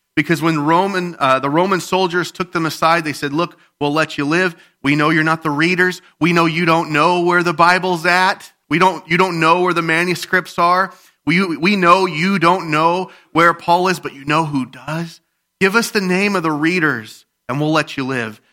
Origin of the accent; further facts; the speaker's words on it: Midwest, United States; We're from the Midwest